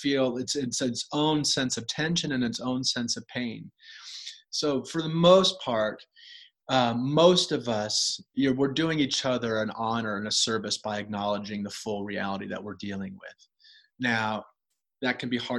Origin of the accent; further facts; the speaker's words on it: United States; as an American physician